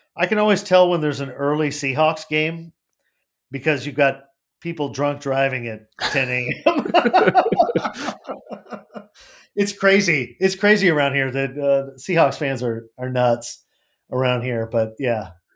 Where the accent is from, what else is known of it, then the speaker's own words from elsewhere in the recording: United States; I'm an American.